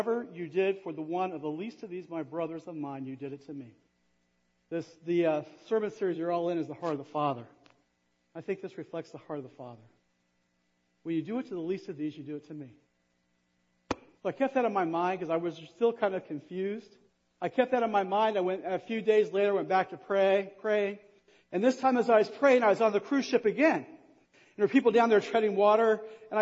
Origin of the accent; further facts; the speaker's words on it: Kokomo, Indiana, United States; moved away as an adult; I grew up in Kokomo. Actually, I grew up in Kokomo.